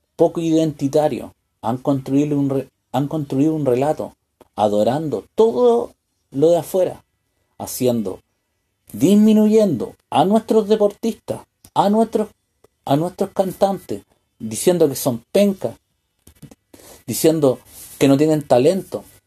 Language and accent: Spanish; Chile; los chilenos